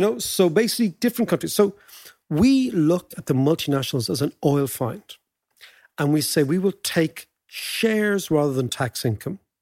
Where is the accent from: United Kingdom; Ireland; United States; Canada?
Ireland; For us as Irish citizens